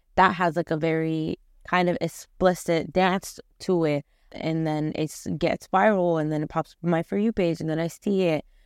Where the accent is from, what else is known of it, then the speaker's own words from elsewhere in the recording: Afghanistan; I come from Afghanistan